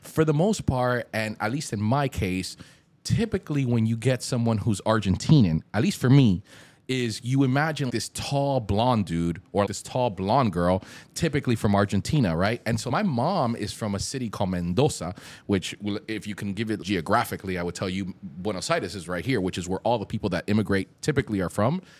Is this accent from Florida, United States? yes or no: yes; Hialeah, Florida, United States; also born or lived in Colombia; growing up in Hialeah